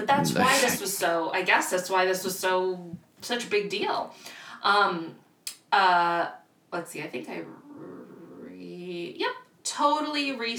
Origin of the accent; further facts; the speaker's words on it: Miami, Florida, United States; I grew up in Miami, but we did not get any 110 degrees. We were by the ocean, too.